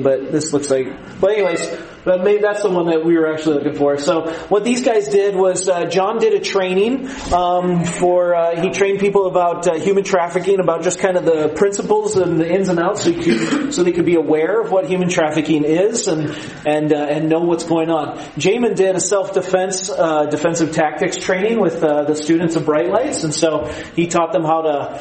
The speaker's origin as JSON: {"language": "English", "country": "United States", "said": "as an American"}